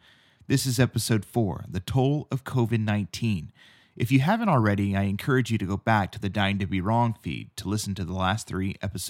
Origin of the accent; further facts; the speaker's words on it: San Angelo, Texas, United States; now in Los Angeles, United States; an NBCLX storyteller in Los Angeles, but San Angelo, Texas is my hometown.